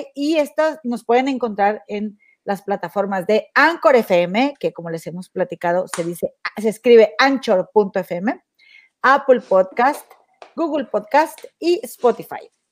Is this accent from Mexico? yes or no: yes; Monterrey, Nuevo León, Mexico; moved away; mi tierra, Monterrey